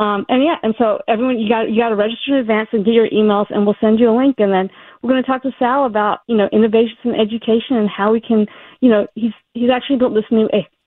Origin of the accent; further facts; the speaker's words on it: Alabama, United States; moved away; also born or lived in Massachusetts / California; We moved to Alabama. I grew up there.